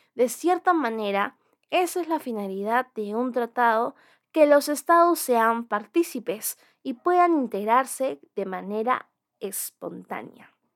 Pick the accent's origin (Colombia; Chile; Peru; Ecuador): Peru; nuestro Estado peruano